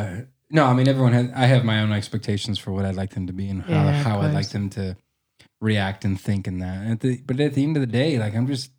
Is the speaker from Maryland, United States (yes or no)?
no; Arthur, Nebraska, United States; moved away as an adult; also born or lived in Omaha, Nebraska; now in Black Hills, United States; I grew up in western Nebraska, in a place called Arthur, about 128 people in the county.